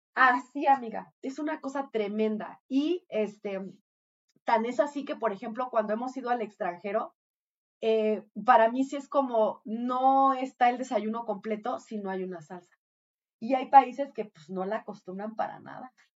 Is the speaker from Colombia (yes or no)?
no; Mexico